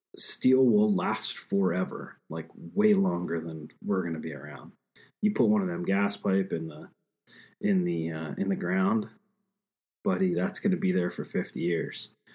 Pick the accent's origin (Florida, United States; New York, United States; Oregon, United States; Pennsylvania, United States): Pennsylvania, United States; my home state of Pennsylvania